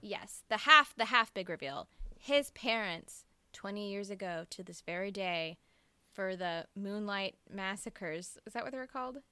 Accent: Mississippi, United States; I'm from Mississippi

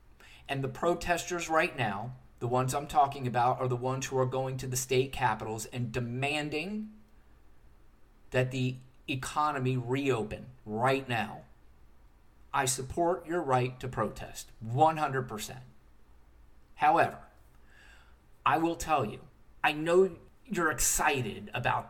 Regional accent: United States; I, as an American citizen

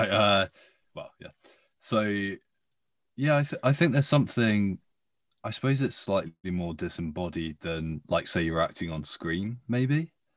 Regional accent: United Kingdom; accent: posh; B B C Radio Four in the U K was what I grew up listening to, and it's really where I got my accent from

